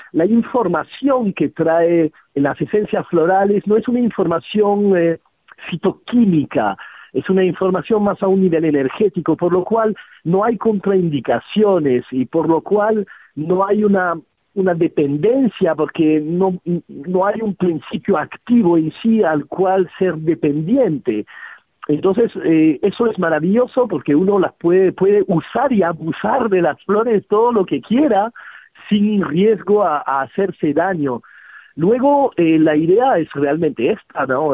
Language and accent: Spanish; Geneva, Switzerland; now in Peru; Nací en una ciudad súper extraña, además, yo soy de Ginebra